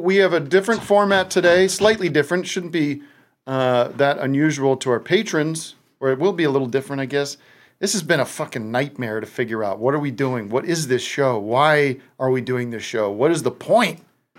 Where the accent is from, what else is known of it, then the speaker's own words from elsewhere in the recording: Allentown, Pennsylvania, United States; now in Glendale, United States; Back on the East Coast, where I grew up, back in my hometown. … What time is it back there in Allentown, Bethlehem?